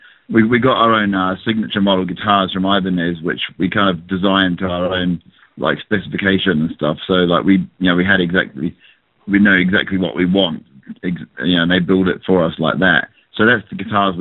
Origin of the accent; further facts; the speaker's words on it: New Zealand; also born or lived in England; I just like lived in New Zealand, actually. My parents moved over from England to, I was born in England. I went to New Zealand when I was like 5 years old